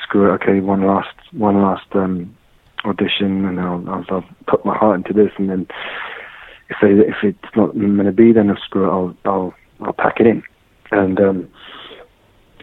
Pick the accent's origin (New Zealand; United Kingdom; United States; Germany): United Kingdom; Surrey, South East England; now in London, United Kingdom; I grew up in Surrey, in England, and I always saw myself as British, as English